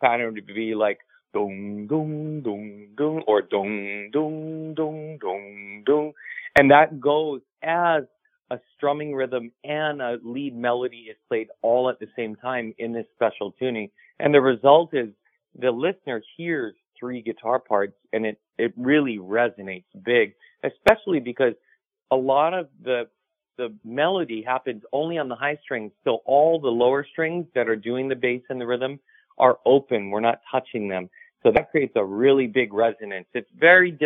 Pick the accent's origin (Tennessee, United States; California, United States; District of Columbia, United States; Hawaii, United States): Hawaii, United States; growing up in Hawaii, we become professional sunset watchers